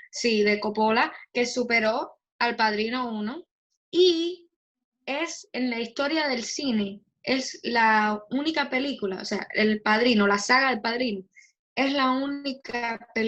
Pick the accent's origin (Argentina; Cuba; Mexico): Cuba; accent: Cuban; mal porque lo digo como acento cubano.